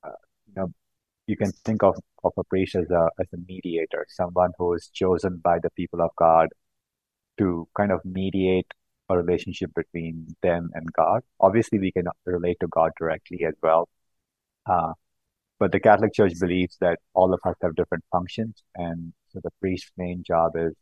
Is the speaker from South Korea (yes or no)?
no; South India, India; moved away as an adult; also born or lived in California, United States; now in Boston, United States; I grew up in South India, and I moved to the U.S. about 14 years back for graduate school in mechanical engineering